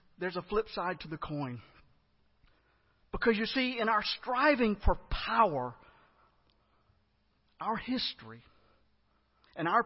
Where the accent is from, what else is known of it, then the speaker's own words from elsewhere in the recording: United States; I'm American